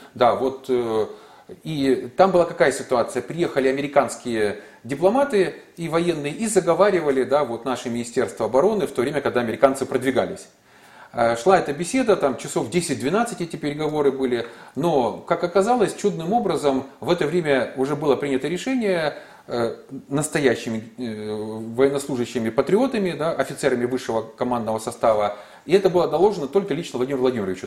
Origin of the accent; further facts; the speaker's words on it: Zaporizhzhia, Zaporizhzhia Oblast, Ukraine; моего родного города